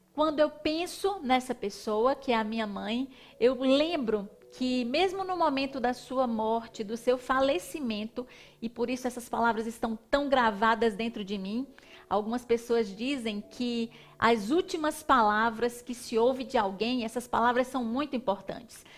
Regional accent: Northeast Region, Brazil; Como uma boa nordestina comendo um cuscuz com leite, um cuscuz com ovo

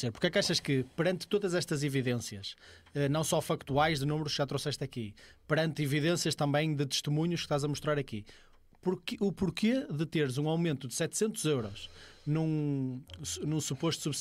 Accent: Amarante, Norte, Portugal; por exemplo, eu sou da Amarante e lá não existe PSP

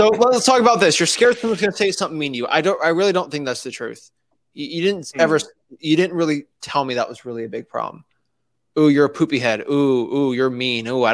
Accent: Florida, United States; I'm a Florida guy

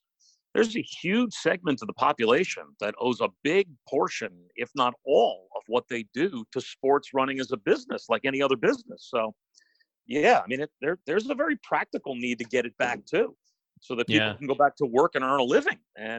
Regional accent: New Jersey, United States; You know, it was kind of standard middle class, living in the suburbs of New York City, growing up.

